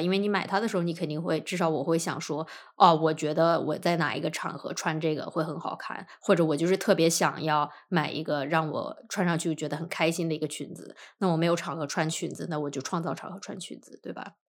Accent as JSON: {"language": "Chinese", "region": "northern China", "country": "China", "tie": "born or raised there", "moved": "yes", "said": "因为我老家是北方，北方习俗是吃午饭，不是晚饭"}